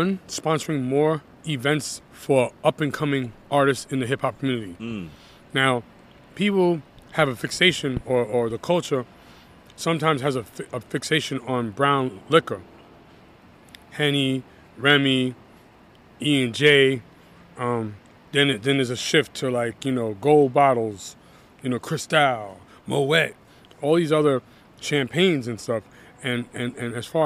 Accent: New York City, New York, United States; also born or lived in Brentwood, Long Island; I'm living in Brentwood, Long Island, I'm back in the city, even though I was born and raised in Brooklyn

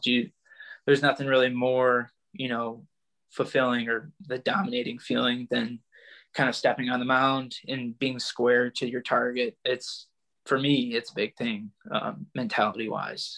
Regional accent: Northville, Michigan, United States; I grew up in Northville, Michigan. I mean, I'm still here

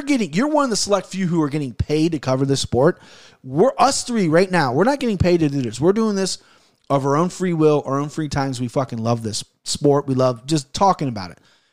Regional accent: Ohio, United States; being from Ohio

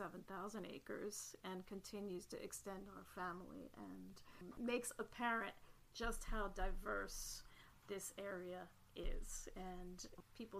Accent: Christiana, Pennsylvania, United States; I grew up in Christiana, Pennsylvania

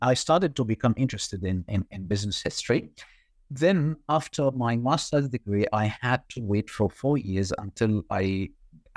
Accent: Egypt; moved away as an adult; I did my undergrad in banking, and this was back in Egypt, my home country

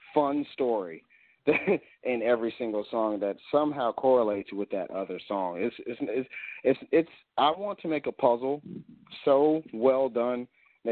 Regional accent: United States; I'm an American

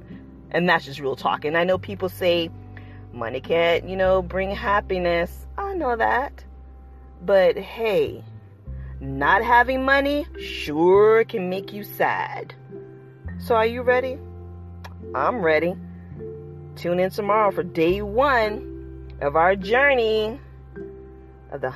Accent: Largo, Florida, United States; I grew up in Largo, Florida.

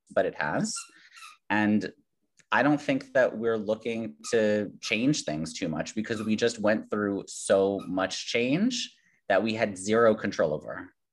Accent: New York City, New York, United States; I grew up in Queens. This is like New York is my home

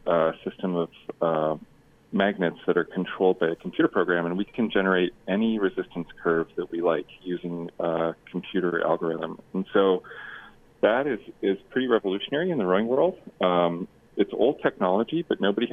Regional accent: Canada; now in United States; So I'm Canadian, and I have my green card, and I coach for the U.S. national team.

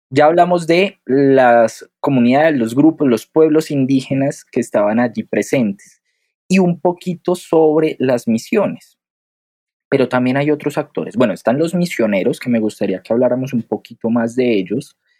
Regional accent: Bogotá, Bogotá Capital District, Colombia; yo soy colombiano, pero soy del interior, soy bogotano

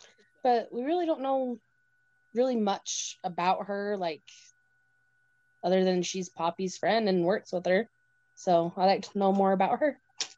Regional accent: Utah, United States; I'm from very small town of Utah.

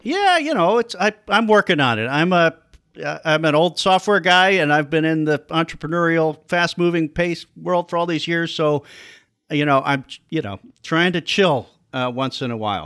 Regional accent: Chicago, Illinois, United States; also born or lived in Iowa; I'm from the Chicago area, went to school at Iowa, and came back to Chicago in eighty-seven to look for a job

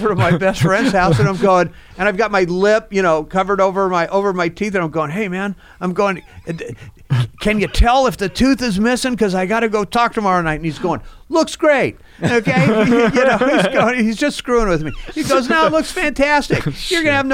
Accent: Fresno, California, United States; born and raised there

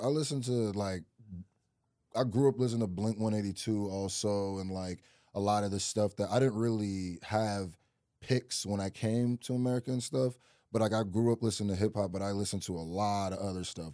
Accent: Lincoln, Nebraska, United States; also born or lived in Nigeria; I really, like, grew up my first, like, four, five, four or five years in Nigeria, and then I moved to Nebraska

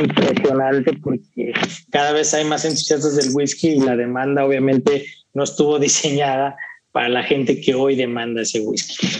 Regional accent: Mexico; yo como mexicano ingenuo

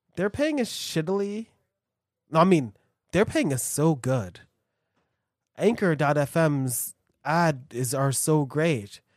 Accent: United States; we're American.

